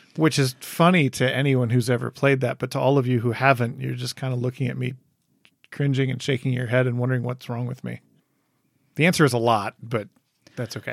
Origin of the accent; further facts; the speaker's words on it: Michigan, United States; moved away; also born or lived in Wisconsin; I grew up in Michigan